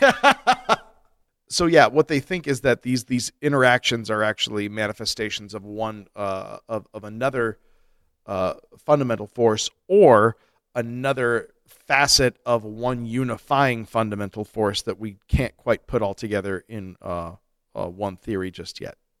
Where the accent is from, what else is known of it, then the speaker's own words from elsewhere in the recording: Colorado, United States; also born or lived in Flint, Michigan (family); I was a fugitive fetus. Made a break for Colorado.